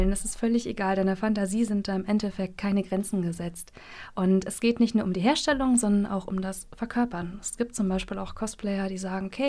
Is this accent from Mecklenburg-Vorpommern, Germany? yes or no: yes; Mecklenburg-Vorpommern, Germany; Ich muss dazu sagen, ich komme aus Mecklenburg. Wir sind sehr wortkarg